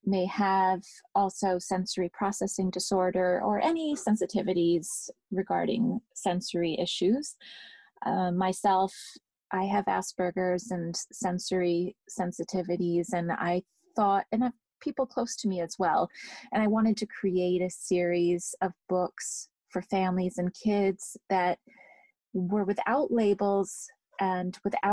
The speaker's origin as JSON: {"language": "English", "region": "England", "country": "United Kingdom", "tie": "born or raised there", "said": "I grew up in England"}